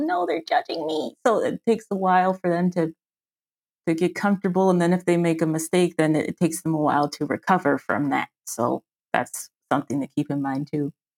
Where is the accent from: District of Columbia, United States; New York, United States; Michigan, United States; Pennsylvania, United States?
District of Columbia, United States; Washington; moved away as an adult; now in Frankfurt, Germany; I'm an American. I'm from Washington, D C, on the East Coast, and I live in South, Southwest? Yeah, Southwestern Germany, in Frankfurt, Germany.